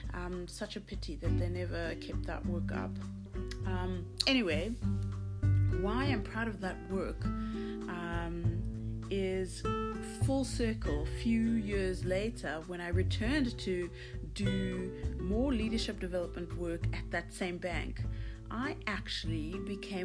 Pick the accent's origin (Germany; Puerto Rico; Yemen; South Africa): South Africa; as a South African